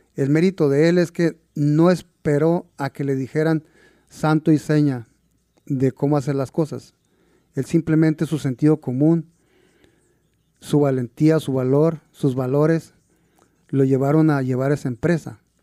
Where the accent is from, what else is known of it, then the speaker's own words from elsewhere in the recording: San Diego de Alcalá, Chihuahua, Mexico; now in Seattle, United States; Yo nací en un pequeño pueblo que se llama San Diego de Alcalá. Es en el municipio de Aldama, Chihuahua.